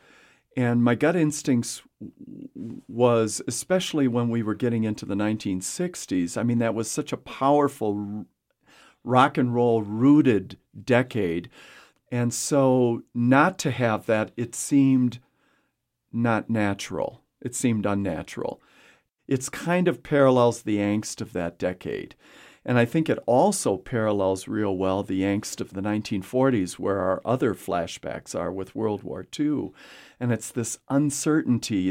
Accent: a small town in Wisconsin, United States; born or raised there; now in Casper, United States

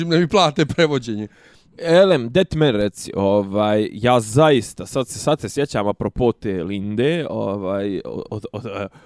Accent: Bosnia & Herzegovina; kod nas u Bosni

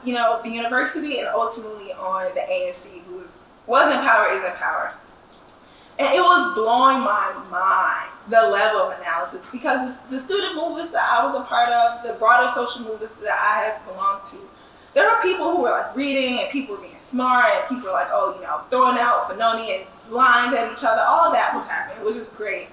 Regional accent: St. Louis, Missouri, United States; I'm from St. Louis

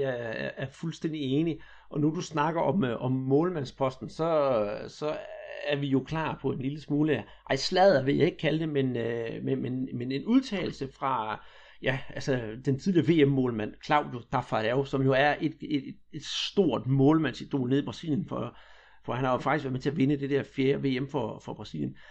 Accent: Denmark; vi her hjemme i Danmark

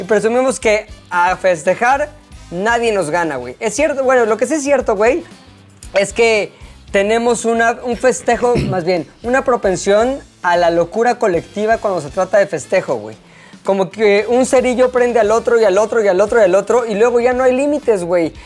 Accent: Mexico; los mexicanos somos muy mexicanos

